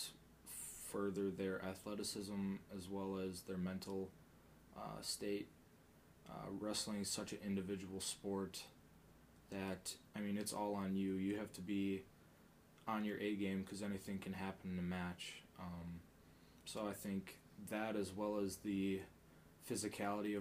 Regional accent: Spencer, Wisconsin, United States; moved away as an adult; also born or lived in Marshfield, Wisconsin / Fargo, North Dakota; I'm from a little town in central Wisconsin, Spencer, originally from the Dirty Marshfield

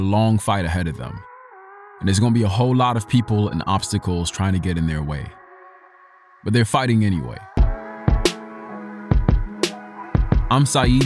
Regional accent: Sierra Leone; now in United States; my experience growing up in West Africa, in Sierra Leone

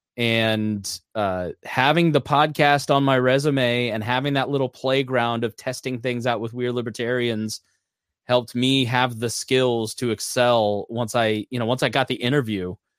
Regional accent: Plainfield, Indiana, United States; my hometown of Plainfield, Indiana

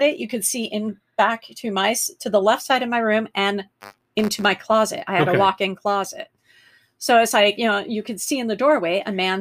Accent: Glendale, United States; I grew up in Glendale.

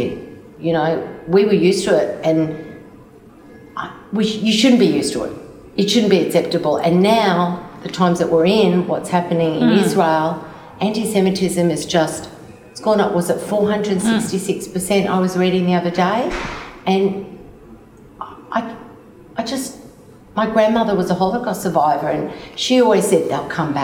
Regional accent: Sydney, New South Wales, Australia; I grew up in Sydney

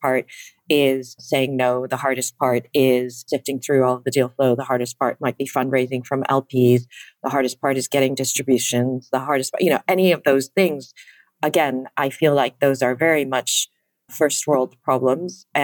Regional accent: Chicago, Illinois, United States; now in London, United Kingdom; I was born and raised in the Midwestern part of the state. So in the suburbs of Chicago

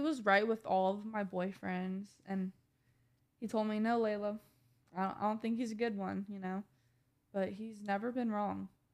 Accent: Indiana, United States; moved away as an adult; now in Ohio, United States; I'm from Indiana

